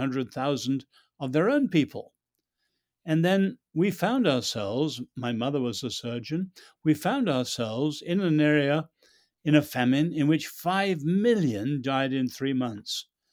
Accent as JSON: {"language": "English", "country": "China", "tie": "born there", "said": "My parents were born in China, and I was born in China. I and my two brothers were born in World War II."}